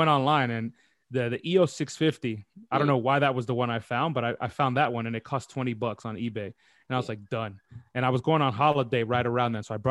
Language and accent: English; New York City, New York, United States; moved away as an adult; now in London, United Kingdom; I'm born and raised in New York City. I'm from uptown Washington Heights.